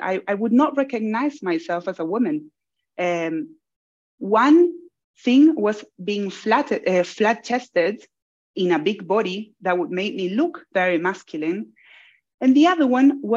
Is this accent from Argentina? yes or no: yes; Buenos Aires, Argentina; moved away as an adult; now in Australia; I was born in Argentina. Argentina, it's in Buenos Aires, which is the city where I'm from.